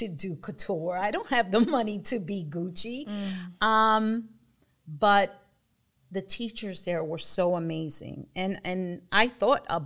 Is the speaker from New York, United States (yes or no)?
yes; New York City, New York, United States; now in Vineland, United States; I'm originally from Bushwick, born and raised